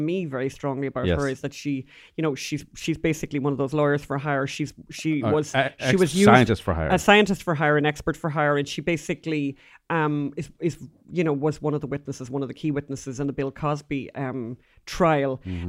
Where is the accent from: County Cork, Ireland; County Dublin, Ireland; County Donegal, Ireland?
County Donegal, Ireland; Bundoran; I'm from Bundoran, and I'm from Ireland.